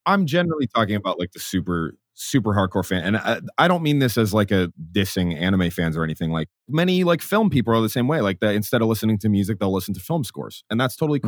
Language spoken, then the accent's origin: English; Minnesota, United States; also born or lived in St. Paul, Minnesota; now in San Diego, United States; I grew up in Minnesota